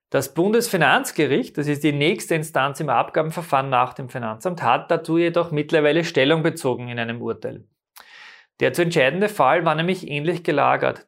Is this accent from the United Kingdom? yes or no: no; Austria; bei uns in Österreich